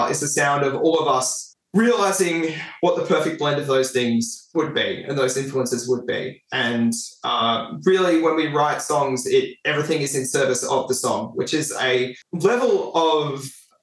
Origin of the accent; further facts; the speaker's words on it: Frankston, Victoria, Australia; I'm from Frankston